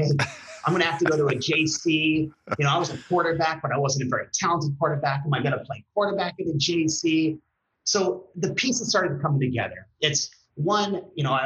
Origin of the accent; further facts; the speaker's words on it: Redondo Beach, California, United States; also born or lived in Oregon; I was born in Long Beach, born and raised in Redondo